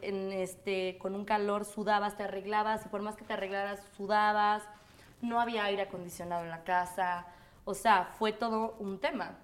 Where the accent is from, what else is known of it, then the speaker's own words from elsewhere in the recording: Mexico City, Mexico; del DF, mis papás son de España, toda mi familia es de España, de Galicia. Y yo este, nací aquí en México, crecí aquí en México